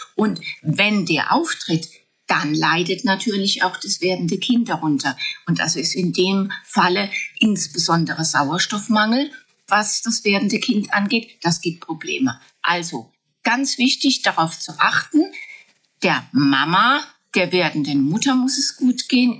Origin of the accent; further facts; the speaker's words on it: Germany; bei uns in Deutschland